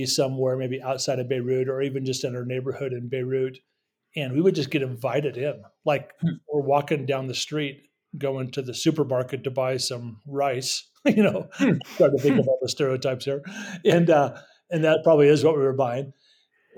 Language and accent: English; United States; moved away as an adult; also born or lived in Middle East; I'm an American, I'm a Christian